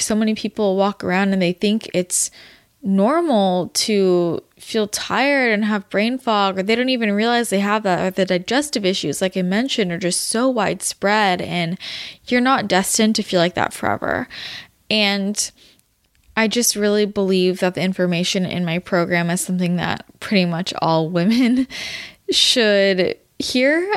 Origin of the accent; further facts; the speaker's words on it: Belmont, California, United States; moved away; I grew up in the Bay, if you didn't know that. San Mateo region, not San Mateo, Belmont, to be specific